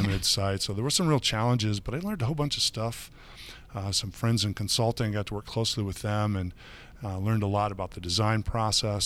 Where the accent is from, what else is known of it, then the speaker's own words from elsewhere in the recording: Michigan, United States; now in Chicago, United States; I grew up on the other side of the lake. I grew up in Michigan